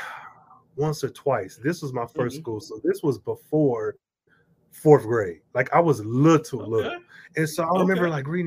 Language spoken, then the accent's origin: English; Midwest, United States; I'm from the Midwest